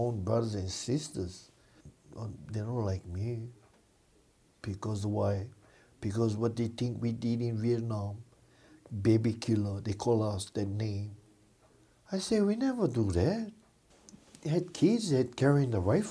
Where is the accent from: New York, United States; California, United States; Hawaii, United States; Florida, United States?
Hawaii, United States; I come from Hawaii